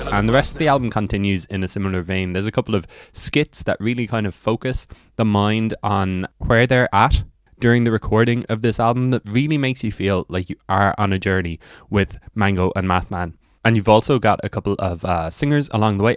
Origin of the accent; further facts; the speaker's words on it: Cork, Munster, Ireland; I'm from Cork